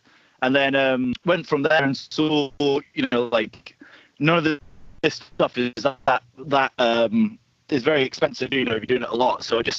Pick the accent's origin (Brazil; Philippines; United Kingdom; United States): United Kingdom; Scotland; also born or lived in Wales; So I'm from Scotland originally, but I've lived kind of all over the place. And I've just moved back there after living in Wales for 5 years.